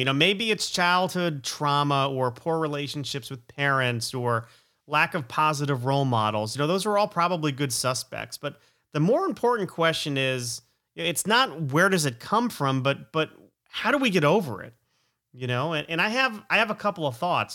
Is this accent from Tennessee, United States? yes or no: no; Stamford, Connecticut, United States; also born or lived in Plantation, Florida; we moved to Connecticut from Florida in fourth grade